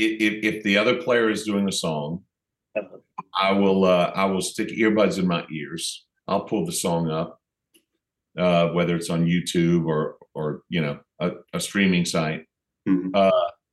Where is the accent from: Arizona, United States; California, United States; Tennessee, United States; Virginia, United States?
Tennessee, United States; Knoxville; also born or lived in New Orleans / Pennsylvania; Yeah, well, I was born in New Orleans. My family moved around when I was a baby. I lived in Knoxville, Tennessee. So even though I'm technically from New Orleans, I sure don't sound like it.